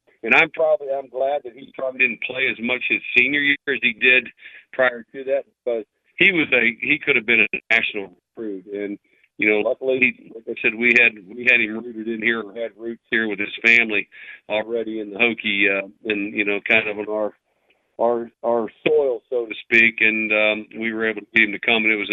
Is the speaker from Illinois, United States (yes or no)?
no; St. Louis, Missouri, United States; moved away; I'm a Midwest guy. I grew up in St. Louis and outside of St. Louis